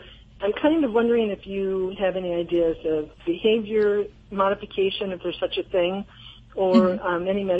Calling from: Harrisville, Michigan, United States; Harrisville, Michigan.

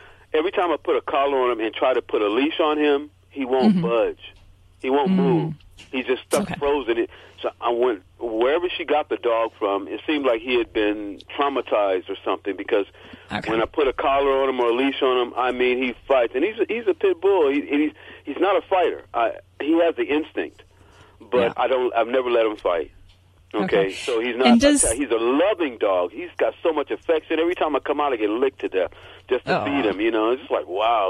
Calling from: Los Angeles, California, United States; I'm coming from Los Angeles.

